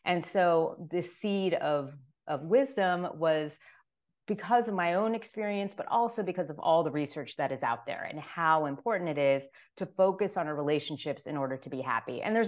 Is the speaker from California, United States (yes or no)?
no; Miami, Florida, United States; And I'm originally from Miami, Florida.